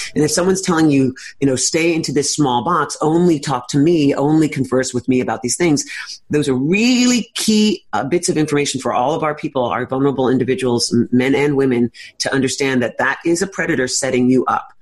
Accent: New York City, New York, United States; I'm a native New Yorker, as I said, born and raised in Greenwich Village

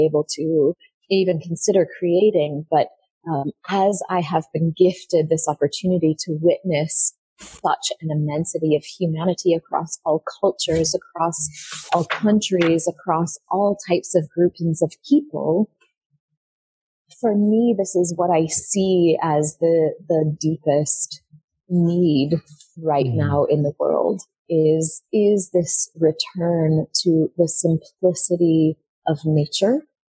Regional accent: United States; moved away; I was born in America

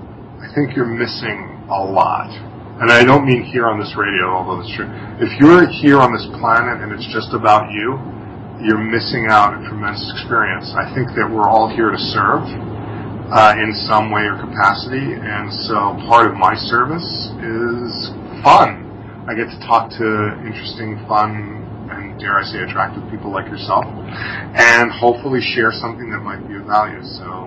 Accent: Massapequa Park, New York, United States; accent: bridge and tunnel; But I grew up in Massapequa Park, Long Island, and it was very much like that character Coffee Talk.

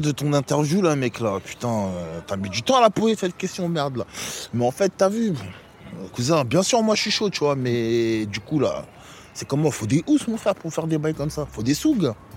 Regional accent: Les Sanqueuses, Île-de-France, France; c'est les Sanqueuses, t'as vu, c'est là où j'ai grandi

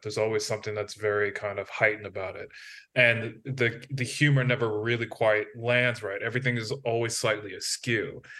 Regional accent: United States; as an American

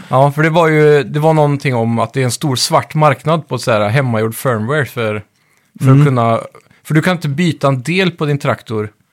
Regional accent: Skee, Västra Götaland, Sweden; i Skee där jag växte upp när jag var liten

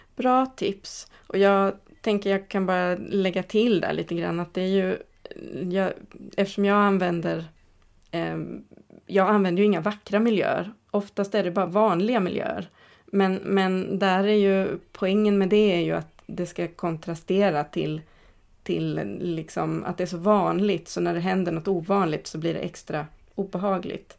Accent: Katrineholm, Södermanland, Sweden; moved away; inte där jag är född men där jag är uppväxt, eh, Katrineholm

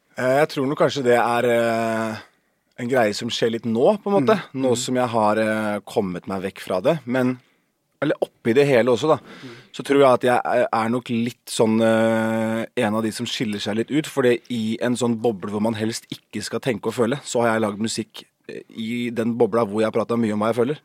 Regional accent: Horten, Vestfold, Norway; Vi er fra Horten

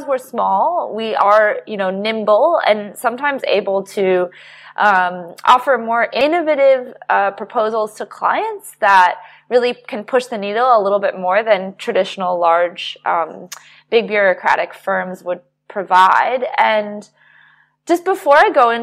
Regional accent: United States; moved away; also born or lived in New York; my home country, the United States

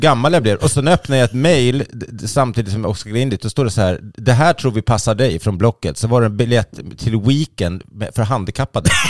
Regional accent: Sweden; att vara svensk

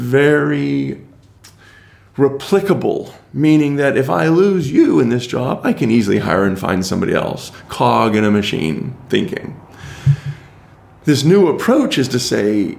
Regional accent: United States; as an American.

